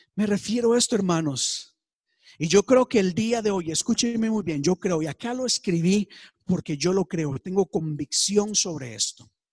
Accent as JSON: {"language": "Spanish", "country": "Costa Rica", "said": "En mi país, Costa Rica, tenemos partidos políticos."}